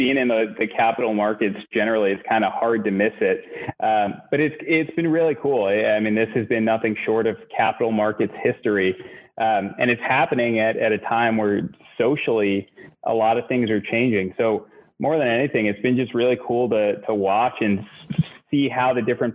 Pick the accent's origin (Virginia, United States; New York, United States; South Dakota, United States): New York, United States; New York City; also born or lived in Boston; I'm from Queens originally, and I grew up in a small little apartment in Queens in a really working class neighborhood